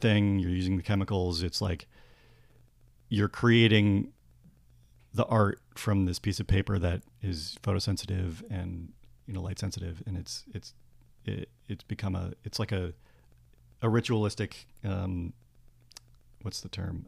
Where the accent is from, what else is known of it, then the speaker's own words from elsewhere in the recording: Worcester, Massachusetts, United States; I grew up in Massachusetts.